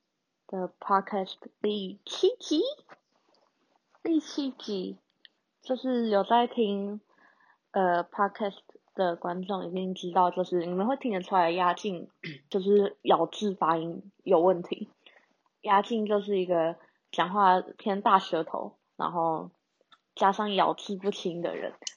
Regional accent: Taiwan; 香港人也说我是马来西亚人，马来西亚人也问我是不是马来西亚人。啊，就然后台湾人之前也有人问我说，你是不是外籍生？我真的头很痛。我就说，呃，我不是，就是台湾人，只是发音不清楚。

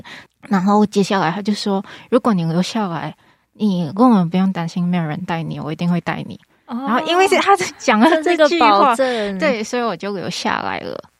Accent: Malaysia; moved away as an adult; now in Hualien, Taiwan; 我是马来西亚人。

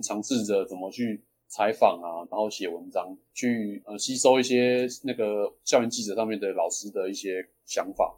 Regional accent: Xindian, New Taipei, Taiwan; 我是土生土长的新店人

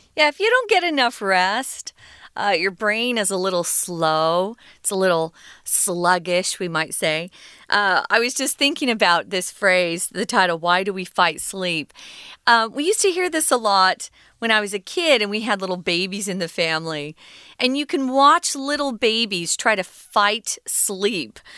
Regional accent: United States; where we grew up in America

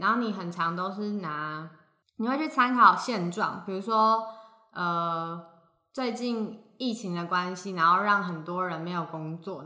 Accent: Hsinchu, Taiwan; 我们是两个来自新竹的风之女子

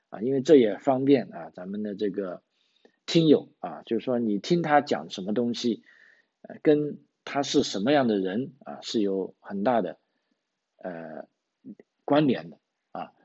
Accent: Guangzhou, Guangdong, China; moved away as an adult; now in Australia; 我是从广州来的

